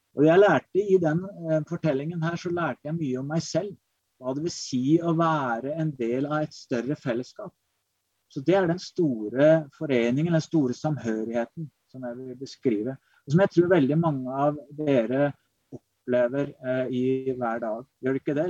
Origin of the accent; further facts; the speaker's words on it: Kongsberg, Buskerud, Norway; moved away as an adult; also born or lived in Oregon, United States / Berkeley, California, United States; Jeg vokste opp på Kongsberg, eh, men dro som 18-åring til USA. Vært der i tolv år.